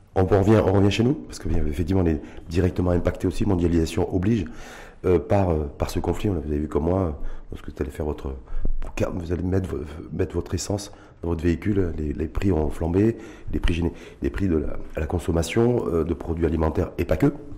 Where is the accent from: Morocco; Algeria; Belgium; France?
Morocco; chez nous au Maroc